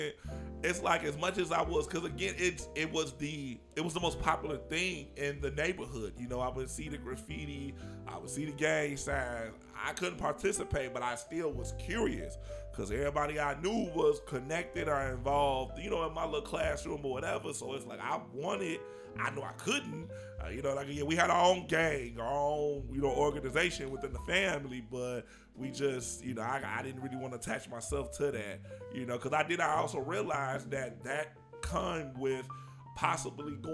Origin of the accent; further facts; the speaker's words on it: Chicago, Illinois, United States; growing up in the suburbs initially, you know, being around all these, you know, cultured people. And I remember even y'all saying, like, we talked different. And then we moved back to Chicago